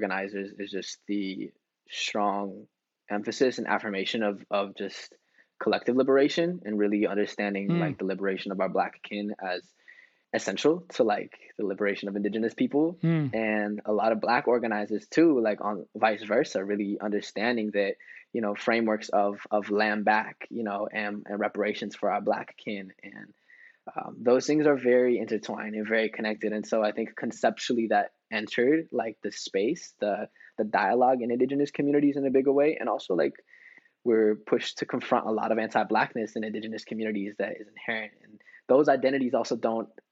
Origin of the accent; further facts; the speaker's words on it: United States; a son of, you know, indigenous immigrant father from Mexico, growing up in the States